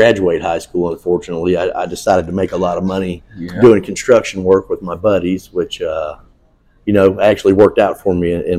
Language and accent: English; Orlando, Florida, United States; Orlando, Florida.